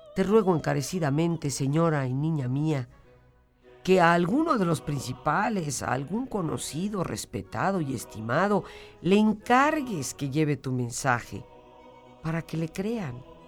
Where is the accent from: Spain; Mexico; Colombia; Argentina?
Mexico; como mexicanos